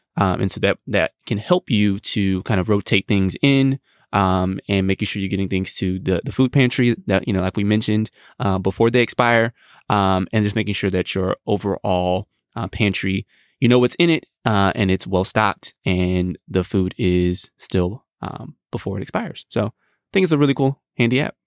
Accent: United States; as American men

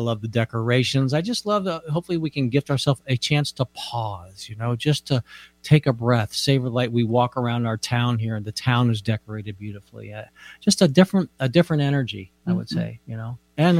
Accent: United States; moved away; I grew up out east in the Washington National Cathedral. I grew up outside of Washington, D.C.

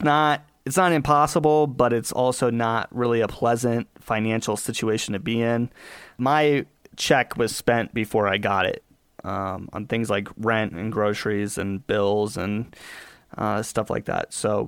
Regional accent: Colorado, United States; born there; And I was born out here in Colorado to a single mom

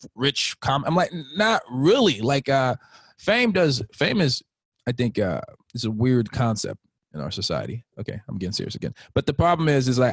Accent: United States; also born or lived in Haiti; Born in Haiti, grew up here

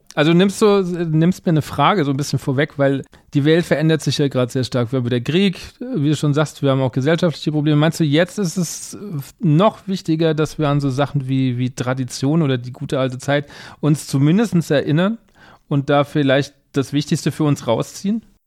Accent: Aschaffenburg, Bavaria, Germany; moved away as an adult; now in Mainz, Germany; ich komme aus Bayern ursprünglich. Also ich komme Rand, Rand Bayern, ich komme aus der Ecke Aschaffenburg und ähm, lebe jetzt seit ein paar Jahren und arbeite in Mainz

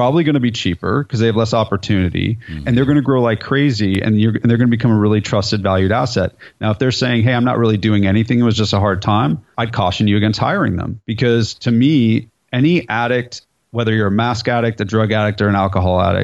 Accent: California, United States; moved away as an adult; now in Nashville, United States; I'm from California, so I say dude, and I've lived in Nashville for 17 years, so I say y'all

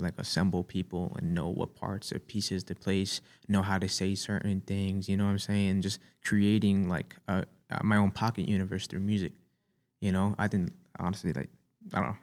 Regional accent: New York City, New York, United States; I'm from Staten Island

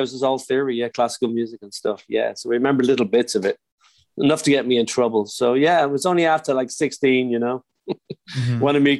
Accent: Dublin, Leinster, Ireland; moved away as an adult; now in Los Angeles, United States; Born and raised in Dublin, Ireland

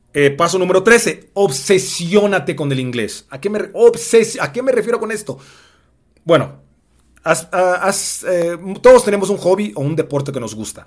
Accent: Mexico; el negro más guapo, blaxicano

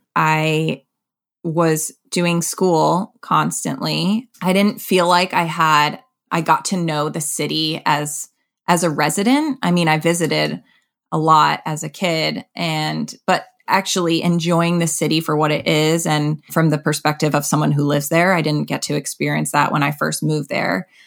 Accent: Connecticut, United States; moved away as an adult; also born or lived in Boston; now in New York City, United States; I'm from Connecticut

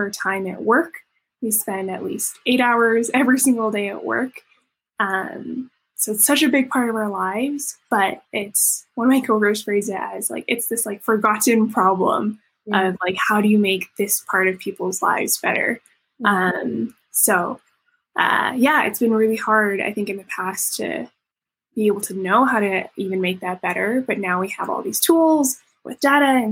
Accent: Canada; moved away; also born or lived in Harvard, United States / Silicon Valley, United States; I grew up in Canada

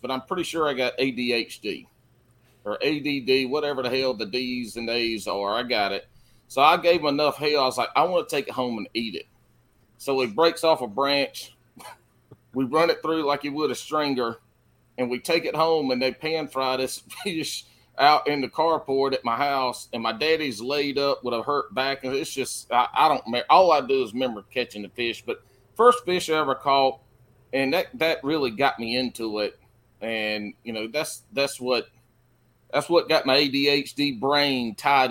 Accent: the Carolinas, United States; I'm more of a sand hiller where I'm from in the Carolinas, where I was born and raised, pretty much where I live now is the sand hills area.

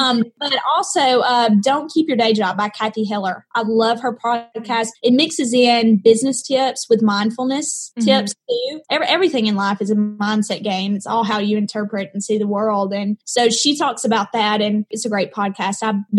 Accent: the South, United States; accent: Southern; This very successful coach is telling me to get rid of my accent.

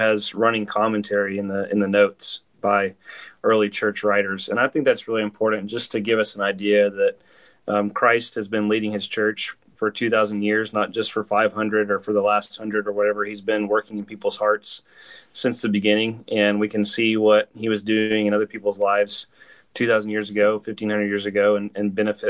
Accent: Huntsville, Alabama, United States; also born or lived in California; now in Oklahoma, United States; I'm originally from Huntsville, Alabama, which is where Jesus is coming back

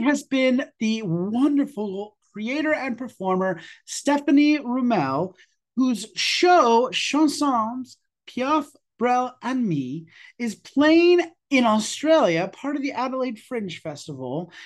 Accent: New York, United States; As a New Yorker

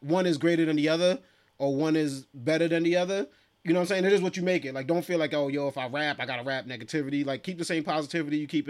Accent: New York City, New York, United States; I'm from East Flatbush, Brooklyn.

